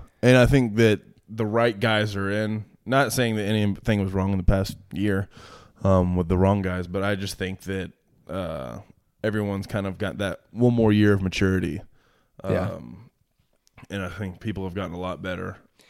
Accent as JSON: {"language": "English", "town": "Nashville", "region": "Tennessee", "country": "United States", "said": "everyone knew that I was from Nashville, but they didn't know that like I was a Titans fan of my entire life."}